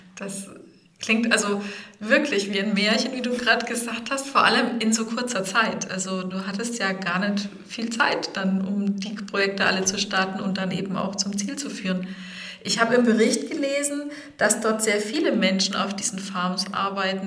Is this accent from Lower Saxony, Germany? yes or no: no; Bad Neustadt an der Saale, Bavaria, Germany; ich bin Rhönerin. In Bad Neustadt geboren und aufgewachsen